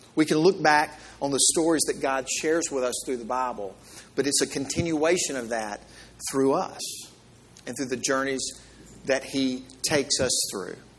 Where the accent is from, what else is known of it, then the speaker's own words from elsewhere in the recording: Mississippi, United States; I'm from the South and from Mississippi